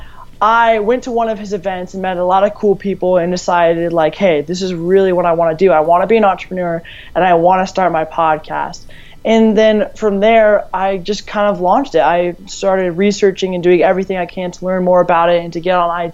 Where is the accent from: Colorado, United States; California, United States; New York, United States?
Colorado, United States; I'm from Colorado